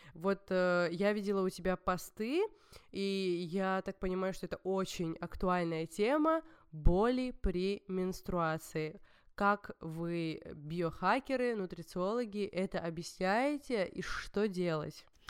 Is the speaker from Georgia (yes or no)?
yes; Georgia; я всегда видела горы, ну, горную местность, потому что я из Грузии, и это типичная, типичный грузинский ландшафт даже.